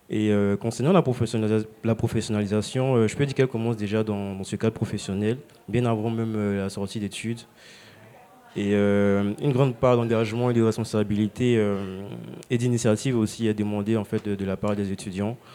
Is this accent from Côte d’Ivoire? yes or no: yes; Côte d’Ivoire; je suis originaire de Côte d'Ivoire.